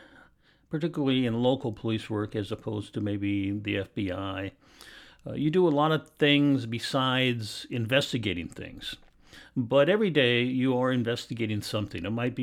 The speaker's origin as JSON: {"language": "English", "town": "Portland", "region": "Oregon", "country": "United States", "tie": "born or raised there", "said": "I was born and raised here in Portland, Oregon. I went to Franklin High School, which is in Southeast Portland."}